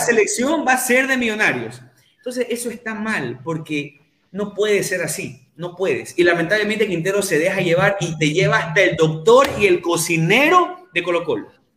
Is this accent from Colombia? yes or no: no; Ecuador